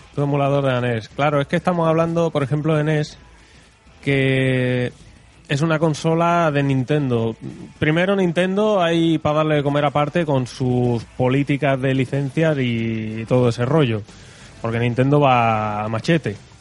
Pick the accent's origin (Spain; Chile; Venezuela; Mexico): Spain; somos los españoles